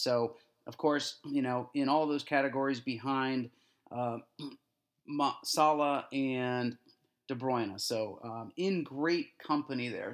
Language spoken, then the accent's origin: English; United States; especially as an American